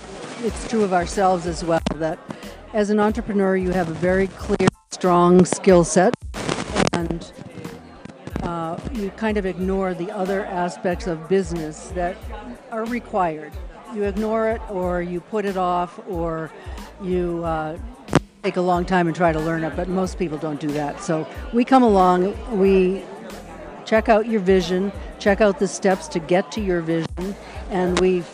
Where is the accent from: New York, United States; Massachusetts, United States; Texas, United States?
Massachusetts, United States; Boston; I'm from Boston.